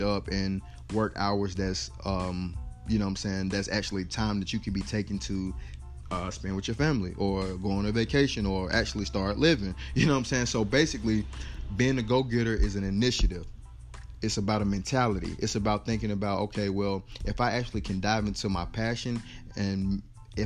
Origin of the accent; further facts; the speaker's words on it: North Carolina, United States; Born and raised in North Carolina